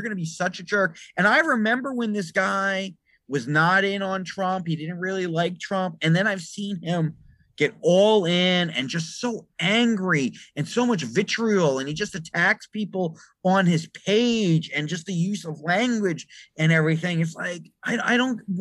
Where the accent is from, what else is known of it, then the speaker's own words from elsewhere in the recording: Bergen County, New Jersey, United States; I was raised in Bergen County, New Jersey